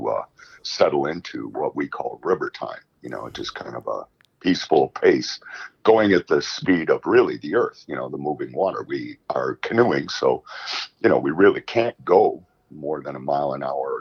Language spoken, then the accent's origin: English; Chicago, Illinois, United States; moved away as an adult; now in St. Louis, United States; I'm from Chicago